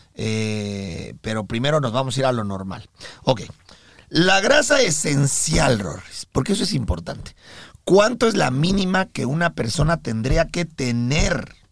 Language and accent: Spanish; Mexico; now in United States; nosotros somos mexicanos